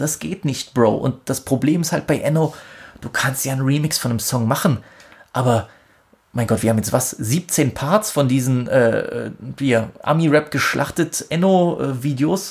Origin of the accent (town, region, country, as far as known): Germany